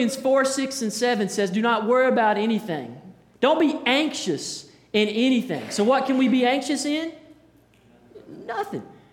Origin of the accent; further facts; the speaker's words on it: Hendersonville, United States; I grew up in Hendersonville